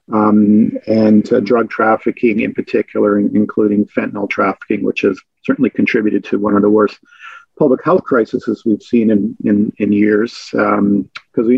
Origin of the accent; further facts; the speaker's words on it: Vancouver, British Columbia, Canada; moved away; I'm from Vancouver